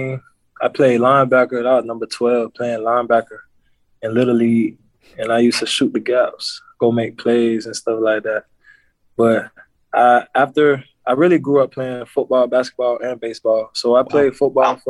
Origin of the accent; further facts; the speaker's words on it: Tampa, Florida, United States; I'm from Tampa, Florida. I went to Hillsborough High School